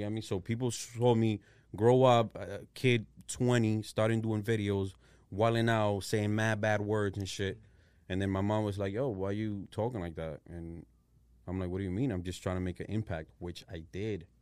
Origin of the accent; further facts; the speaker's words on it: Providence, Rhode Island, United States; I'm from Providence, Rhode Island